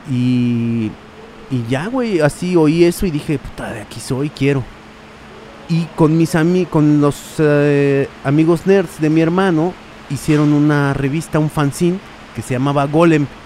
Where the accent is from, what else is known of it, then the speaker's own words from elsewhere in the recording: Mexico City, Mexico; Yo soy chilango, pues siempre, siempre acá, eh, de Jardín Balbuena, güey. Que Jardín Balbuena es como una, como yo digo que es como un oasis como en toda la zona del, oriente de la ciudad.